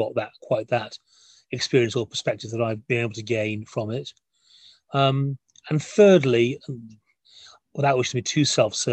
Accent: Wales, United Kingdom; I'm a Welshman

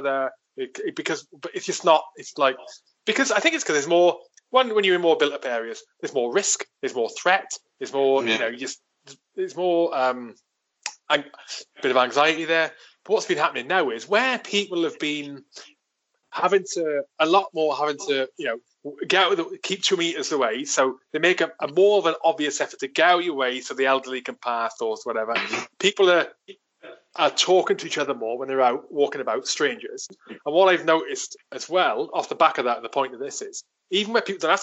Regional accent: South Wales valleys, United Kingdom; I grew up in South Wales, in the valleys in South Wales

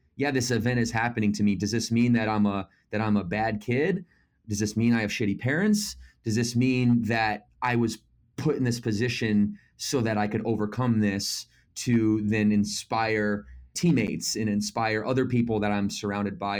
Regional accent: Battle Creek, Michigan, United States; moved away as an adult; also born or lived in Naples, Florida; Originally, I'm from Battle Creek, Michigan

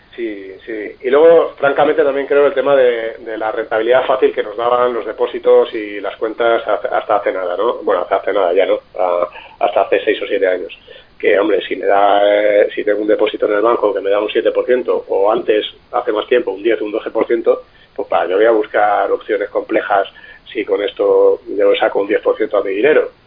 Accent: Alicante, Valencian Community, Spain; yo soy alicantino

